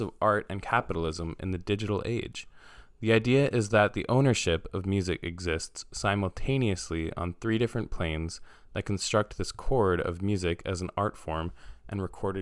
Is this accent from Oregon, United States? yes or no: no; New York City, New York, United States; I'm from New York City